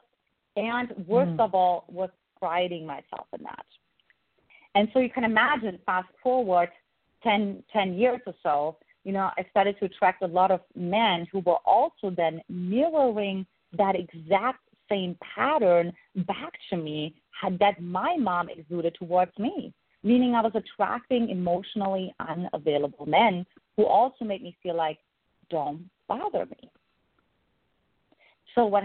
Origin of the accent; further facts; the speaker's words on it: eastern Germany, Germany; English is a second language; moved away; in case the listeners can't identify my accent, I grew up in Eastern Germany